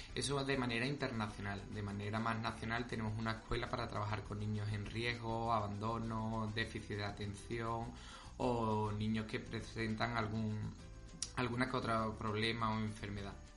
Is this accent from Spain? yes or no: yes; Morón de la Frontera, Andalusia, Spain; nosotros somos de Morón, siempre queremos nuestro pueblo